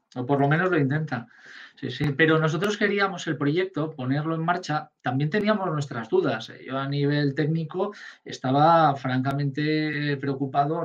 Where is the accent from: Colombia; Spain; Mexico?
Spain; Valencian Community; now in Catalonia, Spain; no soy catalán, mi hijo sí, mis hijos son catalanes y mi mujer también, yo soy valenciano